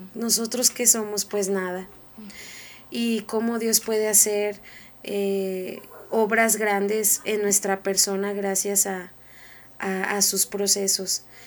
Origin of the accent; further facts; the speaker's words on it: Mexico; todos nosotros como mexicanos